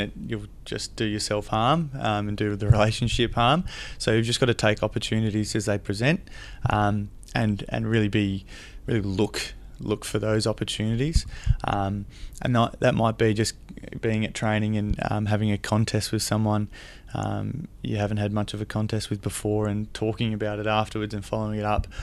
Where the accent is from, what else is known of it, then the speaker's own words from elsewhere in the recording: Camperdown, Victoria, Australia; I grew up in Camper Down, down in, um, Western Victoria, and it's only a small town of about three thousand people